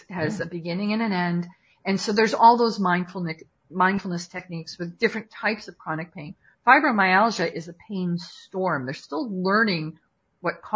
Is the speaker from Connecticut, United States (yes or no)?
yes; Watertown, Connecticut, United States; also born or lived in Fairfield, Connecticut; And I was born in Waterbury, grew up in Watertown, and moved to Fairfield.